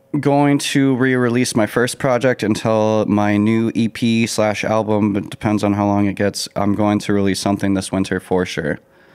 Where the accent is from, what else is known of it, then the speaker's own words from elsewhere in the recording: Colorado, United States; now in Minnesota, United States; I was raised in Colorado. I came up in the heavy metal scenes and very punk rock.